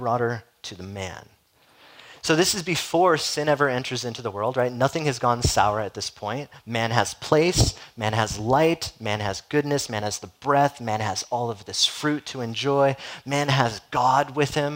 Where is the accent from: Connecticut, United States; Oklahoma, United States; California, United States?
California, United States; Southern; growing up in Southern California